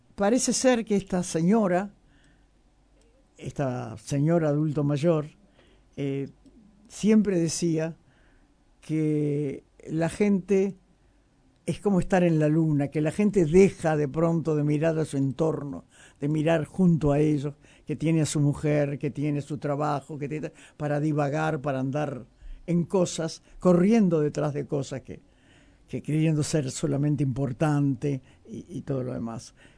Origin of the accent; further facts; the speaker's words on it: Uruguay; soy muy uruguaya